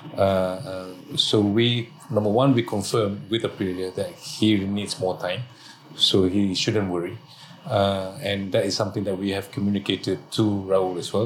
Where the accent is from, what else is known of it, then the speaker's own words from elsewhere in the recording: Malaysia; being Malaysian